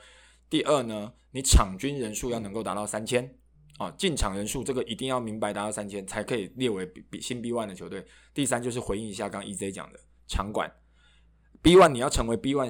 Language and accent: Chinese; Taichung, Taiwan; 我的家乡台中也没有体育馆啊